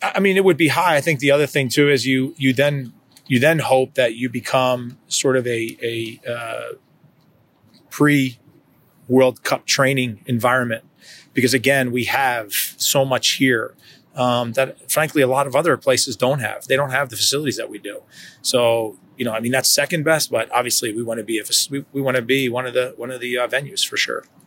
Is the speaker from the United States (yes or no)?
yes; New Jersey, United States; also born or lived in Kansas; now in Kansas City, United States; I'm from New Jersey. I, I consider myself probably more of a Kansan now than than a New Jerseyan